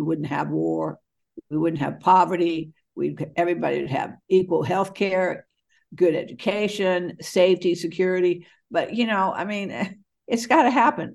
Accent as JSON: {"language": "English", "region": "Virginia", "country": "United States", "tie": "born or raised there", "said": "I grew up in Virginia schools."}